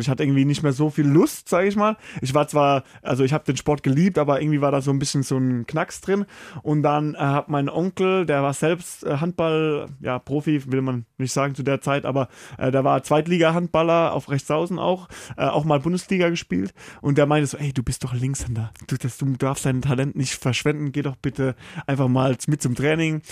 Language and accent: German; St. Leon-Rot, Baden-Württemberg, Germany; moved away as an adult; also born or lived in Karlsruhe / Flensburg; Also gebürtig bin ich in Karlsruhe geboren, aber ich bin aufgewachsen in St. Leon Roth, das ist in der Nähe von Heidelberg, so 15 Minuten